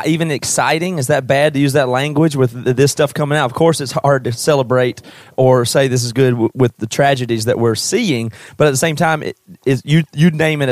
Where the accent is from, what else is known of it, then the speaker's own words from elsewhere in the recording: Greenville, South Carolina, United States; we're from South Carolina all originally. I grew up in Greenville